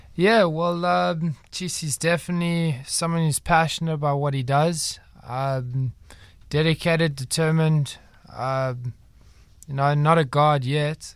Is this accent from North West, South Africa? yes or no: no; Durban, KwaZulu-Natal, South Africa; moved away as an adult; now in Cape Town, South Africa; I was born in Durban, raised there for most of my life, and then, uh, I came down here